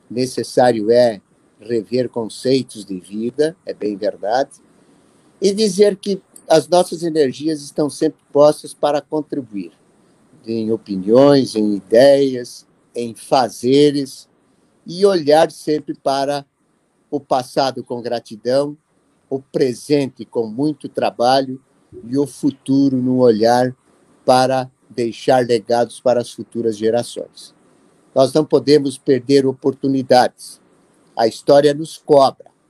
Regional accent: Carazinho, Rio Grande do Sul, Brazil; now in Toledo, Brazil; não nasci aqui, sou gaúcho lá de Carazinho, mas moro há 50 anos nesta terra.

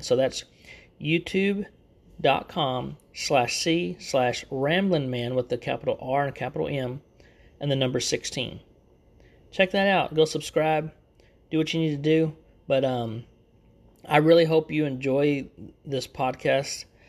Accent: Texas, United States; accent: Texan; I actually live in Texas, so you'll hear that in my, my accent a lot

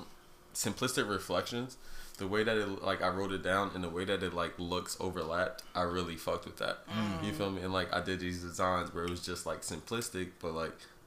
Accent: New Jersey, United States; moved away as an adult; now in Philadelphia, United States; I'm from New Jersey, but I live in Philadelphia

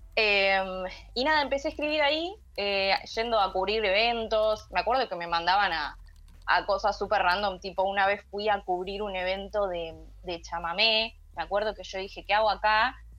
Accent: Bahía Blanca, Buenos Aires Province, Argentina; moved away as an adult; now in Buenos Aires, Argentina; yo soy de Bahía Blanca, así que estudié allá, hice tres años, eh, terminé la tecnicatura y me vine para Capital.

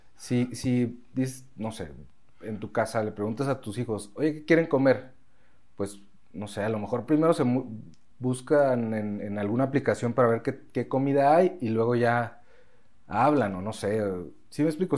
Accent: Mexico; also born or lived in Spain; nosotros, como mexicanos

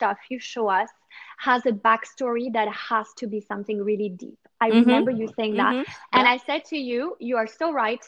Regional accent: New York, United States; now in Monaco; I'm from New York

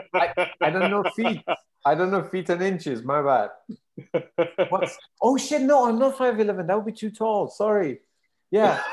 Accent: Iran; moved away as an adult; now in United Kingdom; I'm from Iran, uh, my country got sanctioned to hell around 2011

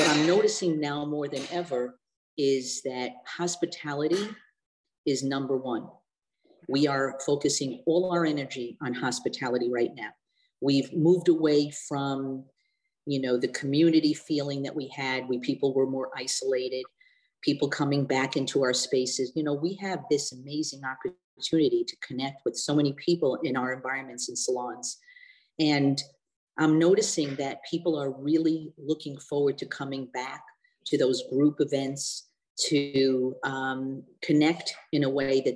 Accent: New York City, New York, United States; now in Rochester, United States; growing up in Brooklyn

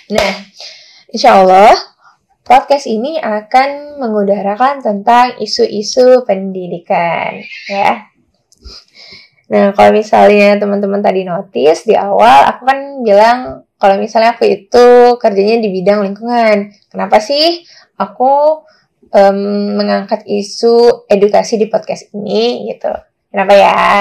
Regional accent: Pekanbaru, Riau, Indonesia; kalau jawabanku sih untuk uh, di kotaku di Pekanbaru, as far as I know, um, belum apa ya masih minim eh, dialog-dialog uh, atau gerakan yang membahas tentang isu-isu pendidikan gitu teman-teman.

